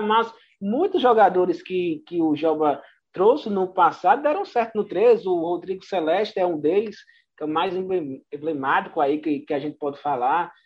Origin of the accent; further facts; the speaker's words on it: Bahia, Brazil; now in Campina Grande, Brazil; eu que sou da Bahia, nasci na Bahia, no interior da Bahia